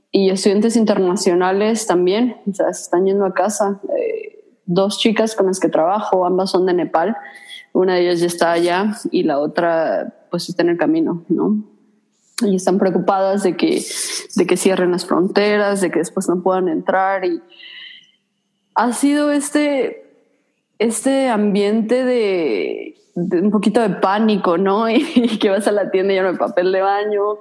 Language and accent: Spanish; Mexico; moved away; yo soy mexicana